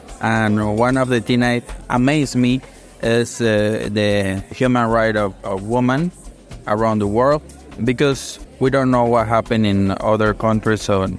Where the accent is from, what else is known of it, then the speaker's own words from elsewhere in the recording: Panama; I'm from Panama. I'm a biologist and I work on human rights also in the Colón province.